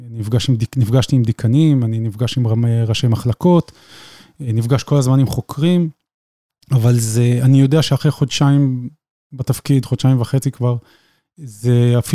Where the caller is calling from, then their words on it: Petah Tikva, Central District, Israel; אה, אני מגיע מפתח תקווה.